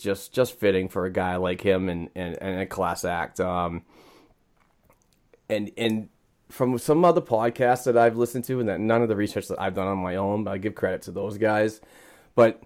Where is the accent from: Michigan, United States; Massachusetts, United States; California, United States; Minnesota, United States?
Massachusetts, United States; Boston; accent: Boston; my Boston gibberish